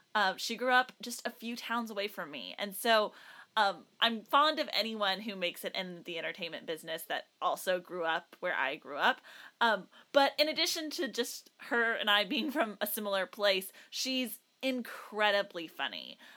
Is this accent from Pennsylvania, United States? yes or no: no; South Texas, United States; I, growing up in South Texas